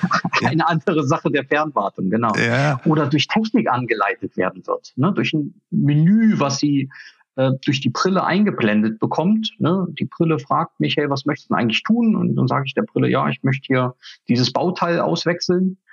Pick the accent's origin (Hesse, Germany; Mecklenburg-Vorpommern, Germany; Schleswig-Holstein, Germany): Mecklenburg-Vorpommern, Germany; Rügen; moved away as an adult; also born or lived in Swabia; now in Erfurt, Germany; Ich komme eigentlich von der Ostsee, von der Insel Rügen